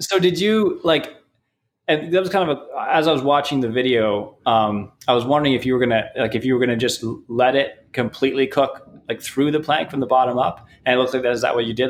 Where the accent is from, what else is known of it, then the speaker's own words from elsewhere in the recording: Canada; now in United States; I'm from Canada